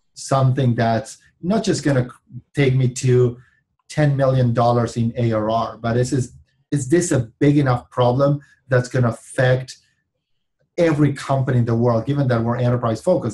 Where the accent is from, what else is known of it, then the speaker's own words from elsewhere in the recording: Argentina; moved away as an adult; now in California, United States; I was born and raised in Argentina